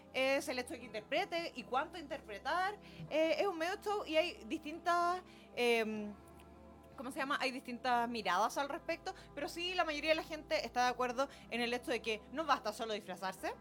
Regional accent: Chile; soy la única chilena que lo tiene

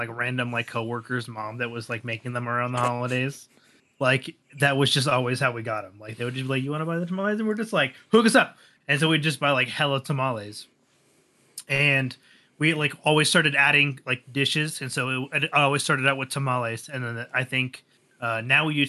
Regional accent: Southern California, United States; I was born in Southern California

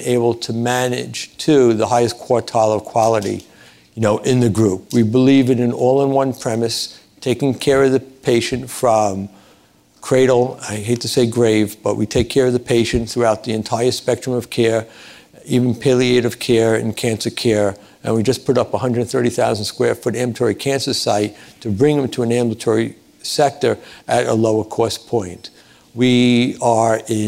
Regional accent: New York City, New York, United States; I'm from Brooklyn, which I'm very proud

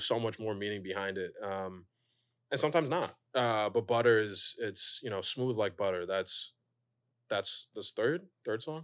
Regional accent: Pasadena, California, United States; now in New York, United States; I'm from Pasadena. We have a parade.

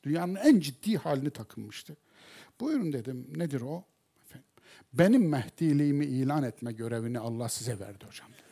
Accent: Kayseri Province, Turkey; ben Kayserliyim

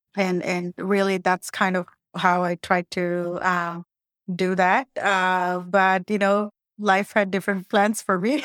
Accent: India; moved away; I'm from India

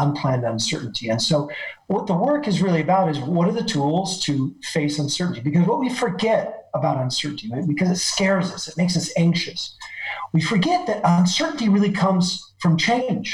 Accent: Oregon, United States; now in Paris, France; I grew up on the West Coast, and I actually grew up in the state of Oregon

